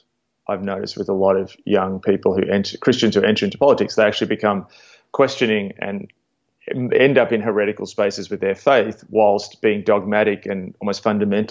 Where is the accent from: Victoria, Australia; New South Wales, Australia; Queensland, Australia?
Victoria, Australia; Melbourne; as an Australian evangelical